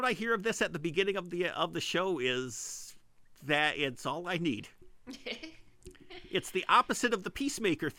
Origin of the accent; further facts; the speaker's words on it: Montana, United States; a couple of Montanans